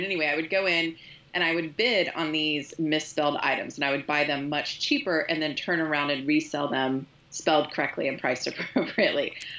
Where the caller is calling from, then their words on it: Kansas City, United States; I'm calling in from Kansas City.